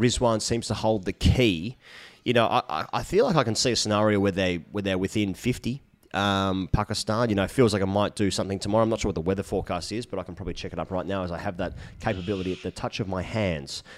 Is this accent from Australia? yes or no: yes; Australia; my prerogative as an Australian